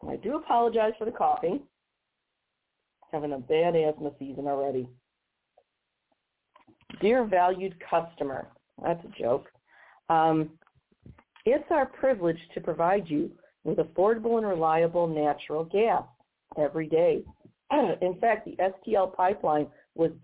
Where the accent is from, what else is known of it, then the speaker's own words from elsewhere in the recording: Missouri, United States; my home state of Missouri